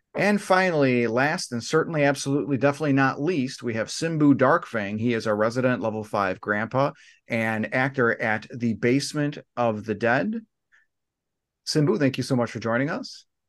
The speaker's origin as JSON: {"language": "English", "country": "United States", "said": "we're all from the United States"}